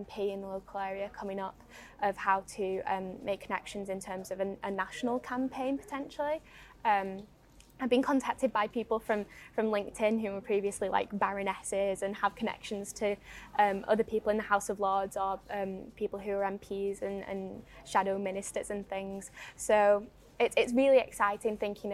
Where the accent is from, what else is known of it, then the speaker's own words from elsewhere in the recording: the Northwest, North West England, United Kingdom; accent: Northwest; about my accent being a woman from the Northwest